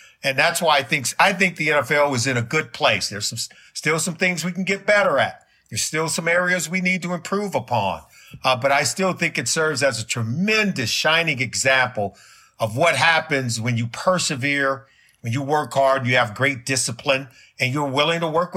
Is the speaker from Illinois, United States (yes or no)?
no; Los Angeles, California, United States; now in Cincinnati, United States; I grew up in Los Angeles